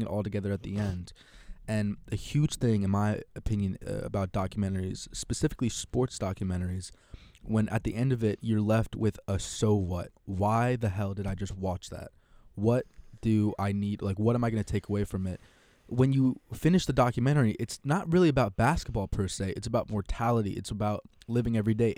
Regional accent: Connecticut, United States; I'm from Connecticut

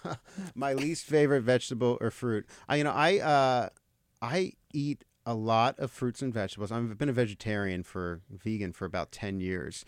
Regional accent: Marlton, New Jersey, United States; moved away as an adult; also born or lived in Los Angeles; I grew up in, I grew up in New Jersey, in southern New Jersey, uh, in a, in a s, town called Marlton, about ten minutes from Camden.

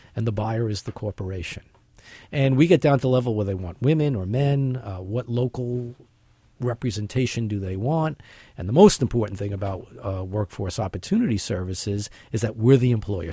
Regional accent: New York City, New York, United States; born or raised there

